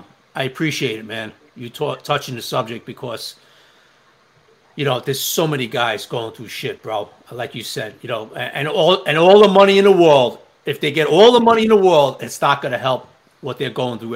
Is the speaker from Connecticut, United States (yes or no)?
no; New York City, New York, United States; I'm from Staten Island.